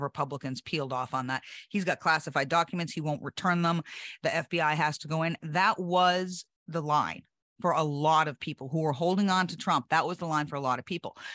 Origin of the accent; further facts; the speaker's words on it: New Hampshire, United States; my home state